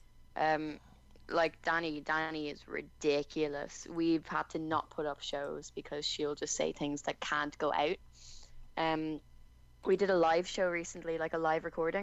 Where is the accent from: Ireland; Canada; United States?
Ireland; Dublin, Leinster; where I'm from in like Dublin is considered the like dangerous part of Dublin, and I try and keep the accent like to a minimum